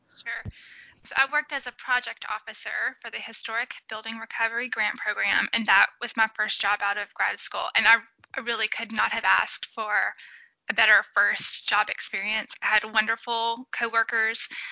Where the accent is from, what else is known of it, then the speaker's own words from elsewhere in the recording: Alexandria, Louisiana, United States; also born or lived in New Orleans, Louisiana / Alabama / Savannah, Georgia; I am a Louisiana native. So I was born in New Orleans and then really grew up in Alexandria, which is in the central part of the state